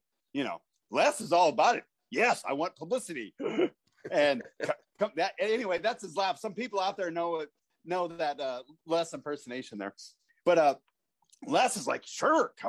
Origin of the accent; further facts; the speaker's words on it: Watkins, Iowa, United States; moved away as an adult; also born or lived in Ohio; from Watkins, Iowa. I worked at a man refrigeration for 2.5 years to save money to go to pro wrestling school. Population 100 in Watkins, Iowa